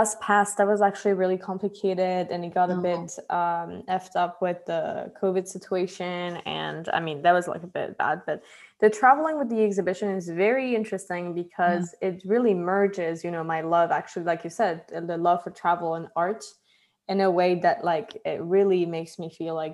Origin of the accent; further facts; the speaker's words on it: Paris, Île-de-France, France; also born or lived in Los Angeles, United States; I'm, you know, I'm Persian, Australian, American, French, and Brazilian. And I just grew up like between Paris